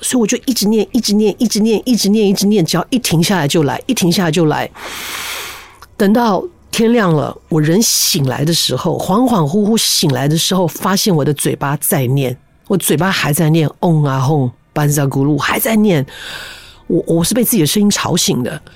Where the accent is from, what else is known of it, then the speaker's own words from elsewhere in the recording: Taipei, Taiwan; also born or lived in Taichung; 我们家刚搬到台北，我在台中出生啊，搬到台北的第一个家，它是一个一楼带阁楼的